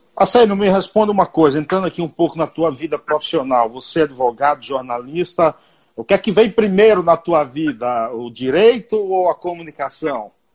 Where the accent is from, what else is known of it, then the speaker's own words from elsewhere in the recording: Bahia, Brazil; na Bahia, eu sou baiano, que é onde tem a melhor feijoada do Brasil